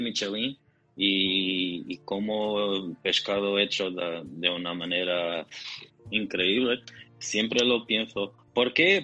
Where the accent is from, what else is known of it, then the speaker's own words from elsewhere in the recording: Portugal; soy portugués